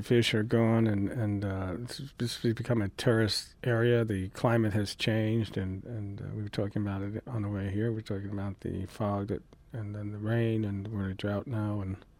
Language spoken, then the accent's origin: English; East Coast, United States; moved away as an adult; also born or lived in New England / New York City / Santa Barbara; now in Humboldt County, United States; Well, I'm originally from the East Coast and spent half my life out there and half of it out here, and the last half out here, and lived in New England, New York City, and still have some of the accent, but spent about the last 30 years out here.